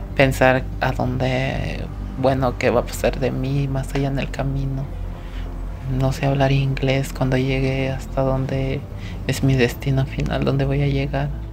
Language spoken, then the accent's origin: Spanish; El Salvador; moved away as an adult; now in United States; estando en mi país